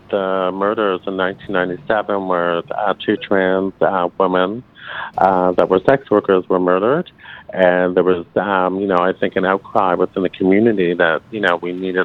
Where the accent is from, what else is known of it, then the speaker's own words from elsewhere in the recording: Toronto, Ontario, Canada; Born and raised in Toronto.